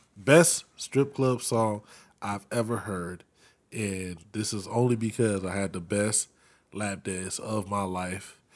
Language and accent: English; Florida, United States; growing up in Florida